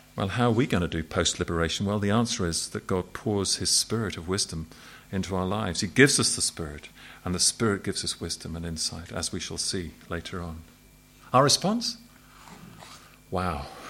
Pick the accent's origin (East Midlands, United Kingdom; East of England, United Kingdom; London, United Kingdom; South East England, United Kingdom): South East England, United Kingdom; Southampton; I was brought up in Southampton, which is a port city.